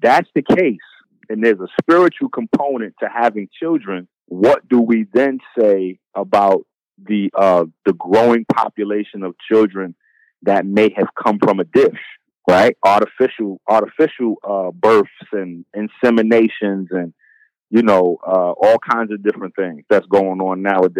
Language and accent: English; Bronx, New York, United States; I'm from the Bronx. It's been dope fiends and crackheads. That was dope fiends and crackheads in my neighborhood for 20, 30 years.